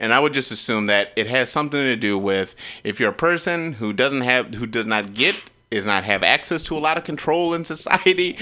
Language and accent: English; New York, United States; moved away; also born or lived in southern Michigan; I'm from New York.